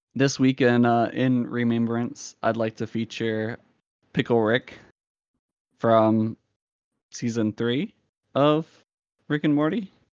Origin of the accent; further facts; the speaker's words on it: Salem, Virginia, United States; It's the city of Salem.